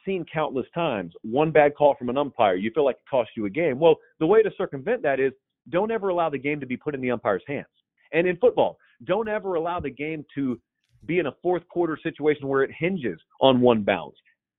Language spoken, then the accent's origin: English; the South, United States; because I grew up in the South and I got to go to a bunch of, you know, great venues throughout my childhood